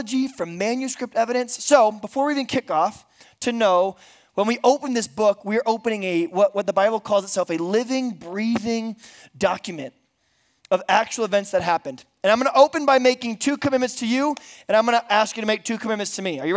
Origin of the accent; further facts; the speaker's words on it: Bakersfield, California, United States; now in San Diego, United States; I am from San Diego, California. I grew up in Bakersfield, California.